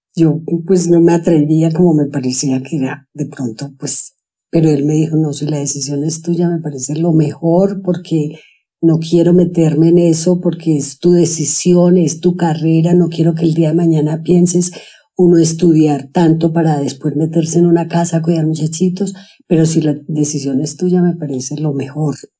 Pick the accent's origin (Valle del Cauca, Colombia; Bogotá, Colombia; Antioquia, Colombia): Antioquia, Colombia; Sonsón; now in Medellín, Colombia; Yo crecí en Sonsón, estudiaba en el colegio